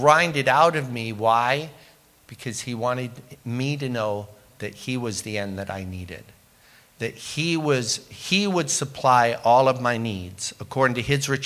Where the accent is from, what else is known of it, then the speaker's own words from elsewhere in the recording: England, United Kingdom; also born or lived in Windsor, Ontario, Canada; now in Canada; growing up in England where we were so poor, we would make welfare kids look rich.